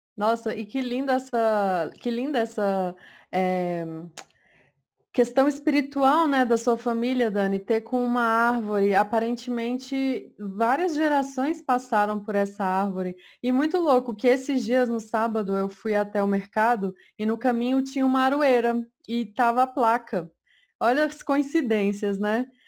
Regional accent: Cerrado, Brazil; eu sou do Cerrado. É, eu não cresci sabendo todas as, todos os frutos do cerrado

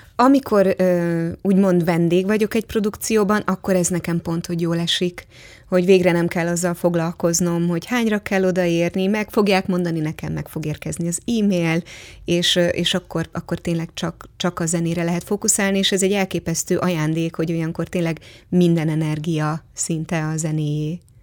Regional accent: Hungary; én is Bartók és Kodály országában nőttem föl

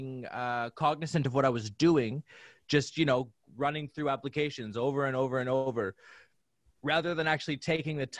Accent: Saskatoon, Saskatchewan, Canada; it's in my hometown

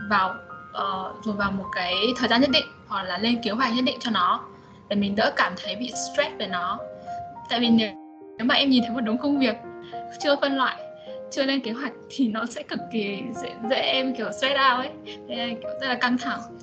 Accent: Vietnam; moved away as an adult; now in China; mình đã cũng là người Việt Nam

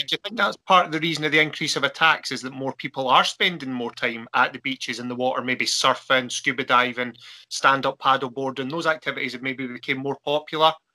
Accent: Arran, Scotland, United Kingdom; I'm from originally from Arran over on the west coast

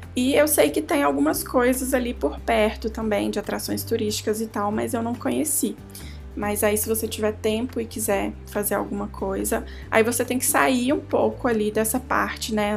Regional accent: Minas Gerais, Brazil; Eu sou mineira

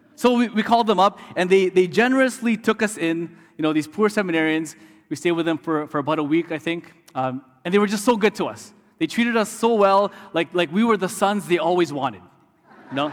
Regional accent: Canada; also born or lived in Detroit, Michigan; as a Canadian studying in the U S

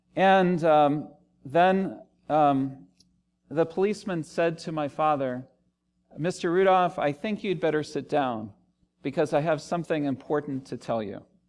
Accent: Washington, District of Columbia, United States; also born or lived in Los Angeles / Cambridge, England; now in Richmond, United States; I grew up in the Washington, D C area

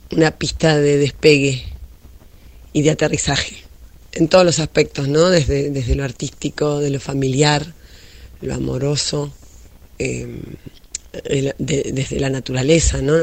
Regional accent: Argentina; moved away as an adult; also born or lived in Germany; nos representa a los argentinos

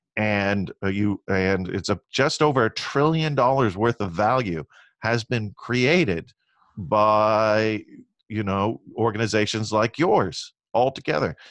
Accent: Long Beach, California, United States; I grew up in Long Beach, California

